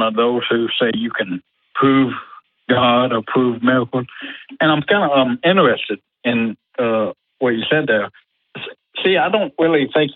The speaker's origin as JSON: {"language": "English", "region": "the South", "country": "United States", "said": "Being from the South"}